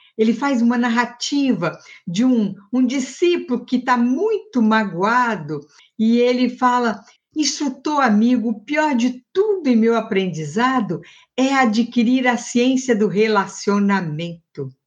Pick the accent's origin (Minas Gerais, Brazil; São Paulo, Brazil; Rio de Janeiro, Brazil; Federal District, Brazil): Minas Gerais, Brazil; na minha infância, em Minas